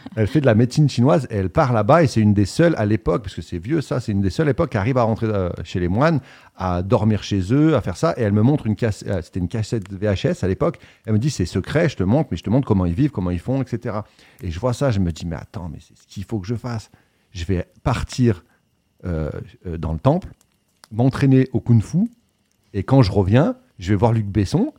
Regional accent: Voiron, Auvergne-Rhône-Alpes, France; moved away as an adult; also born or lived in New York / Paris; je viens de Voiron et la chartreuse, pour ceux qui connaissent, ça vient de là où, où je suis né

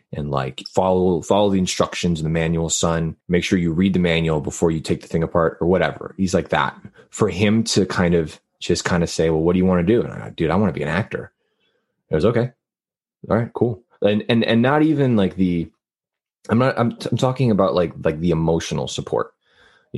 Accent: Laredo, Texas, United States; now in Los Angeles, United States; I'm from the Texas-Mexico border, a little city called Laredo, which is right on, like when I say on the border, I mean like I can look outside and see Mexico from my house

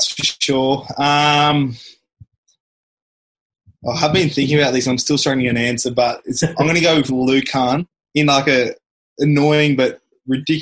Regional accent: Queensland, Australia; being a Queenslander school pathway

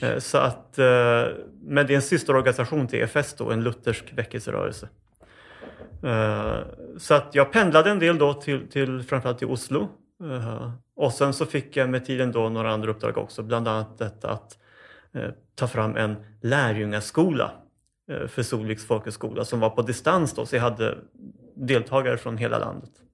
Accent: Uppsala, Uppsala County, Sweden; jag föddes under ganska dramatiska omständigheter faktiskt eh, på Akademiska sjukhuset i Uppsala

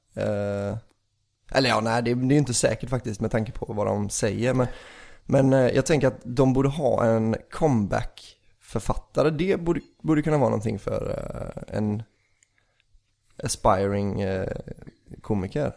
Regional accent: Bohuslän, Västra Götaland, Sweden; vi är ju från Bohuslän

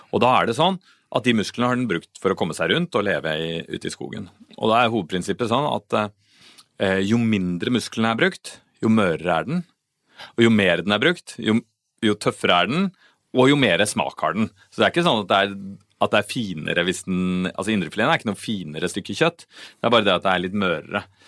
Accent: Oslo, Norway; Jeg kom fra Oslo, så jeg pleide å gå i Frognerparken på høsten

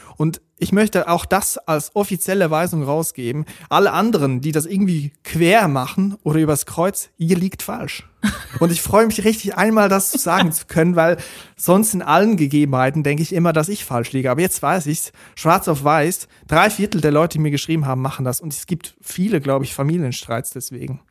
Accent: Switzerland; ich aus der Schweiz komme

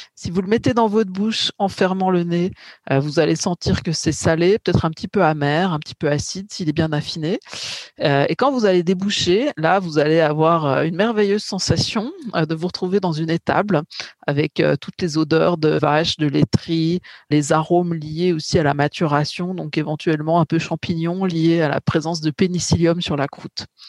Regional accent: Bourgogne-Franche-Comté, France; je suis plutôt de Bourgogne-Franche-Comté

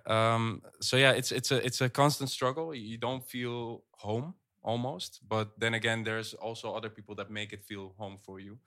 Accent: Netherlands; also born or lived in Egypt; I do see the Netherlands as my home because I grew up here

